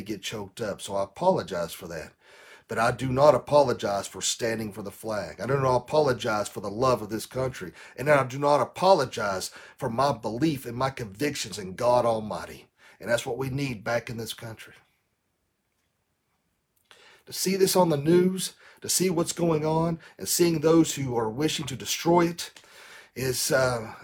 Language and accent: English; Tennessee, United States; in Tennessee, my home, here in my home state